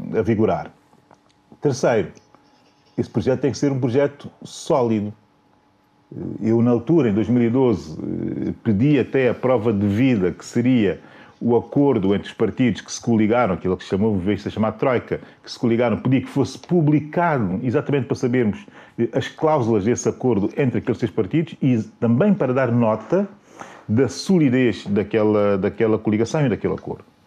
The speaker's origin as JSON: {"language": "Portuguese", "country": "São Tomé & Príncipe", "said": "a minha terra"}